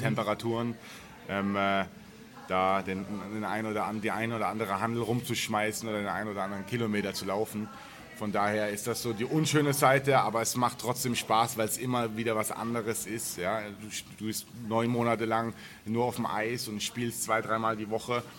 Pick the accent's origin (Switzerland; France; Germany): Germany; in der Gartenstadt, wo ich groß geworden bin